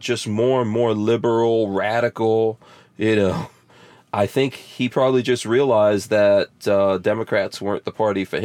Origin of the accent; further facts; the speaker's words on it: New York City, New York, United States; now in Florida, United States; I grew up in New York as well